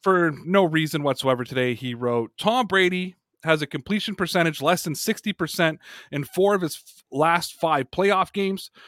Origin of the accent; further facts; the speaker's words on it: Canada; my home country of Canada